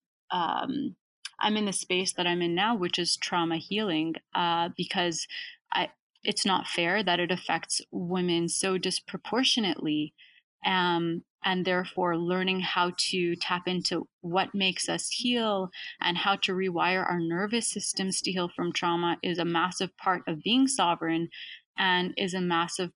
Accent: Canada; been a huge advantage for me to be born in Canada

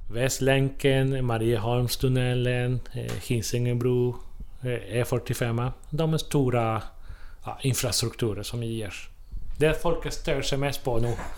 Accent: Chile; Swedish is a second language; also born or lived in Måløy, Norway; now in Trollhättan, Sweden; jag kommer från Chile från början

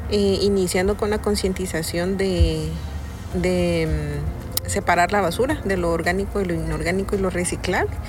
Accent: San Pedro La Laguna, Sololá, Guatemala; tengo 32 años, soy originaria de San Pedro de la Laguna.

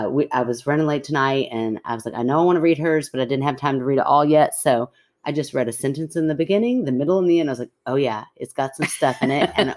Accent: Washington, United States; I grew up in Washington State and was a bored 19-year-old always looking for fun.

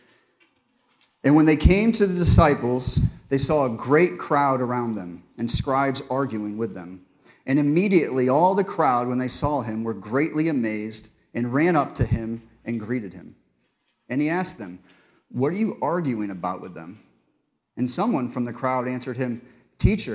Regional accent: Connecticut, United States; I grew up in Connecticut in a small town, and I went to a small church in Pleasant Valley, Connecticut

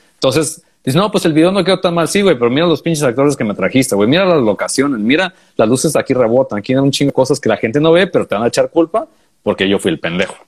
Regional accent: Tijuana, Baja California, Mexico; soy de Tijuana

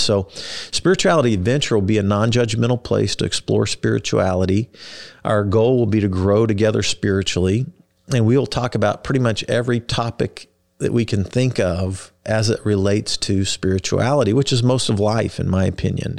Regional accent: Kansas City, United States; also born or lived in Wichita, Kansas / Texas; I was born in Wichita, Kansas, grew up in Kansas City.

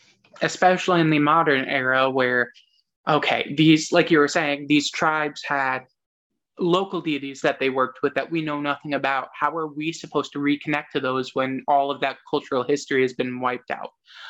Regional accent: United States; And yes, we are American, and I fully believe that we have to recognize that and recognize that this is where we were raised

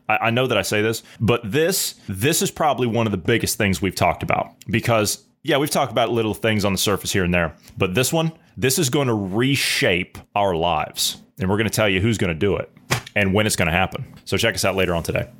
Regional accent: Ohio, United States; my home state of Ohio

